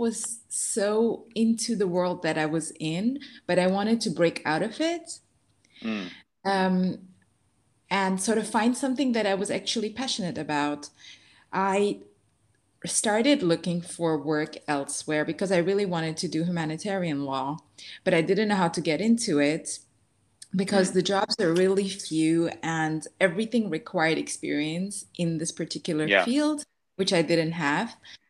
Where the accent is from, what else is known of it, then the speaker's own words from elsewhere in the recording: Dubai, United Arab Emirates; Also, growing up in Dubai, you don't come across those very much in general.